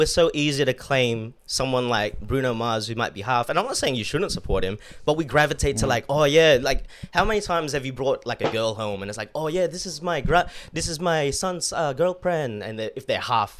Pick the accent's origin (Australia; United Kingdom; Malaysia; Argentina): Australia; I was born in Australia